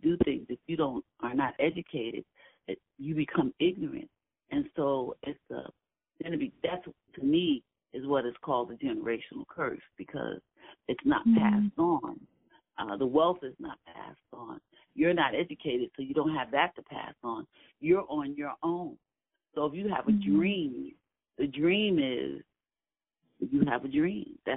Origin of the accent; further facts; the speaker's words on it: New York City, New York, United States; I grew up in Williamsburg